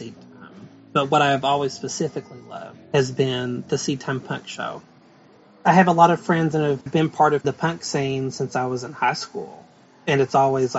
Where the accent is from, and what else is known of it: Whitesburg, Kentucky, United States